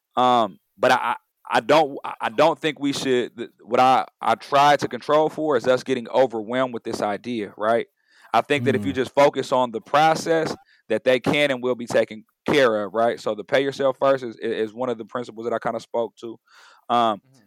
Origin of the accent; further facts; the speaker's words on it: San Diego, California, United States; now in Oakland, United States; I'm a Bay Area resident, originally from San Diego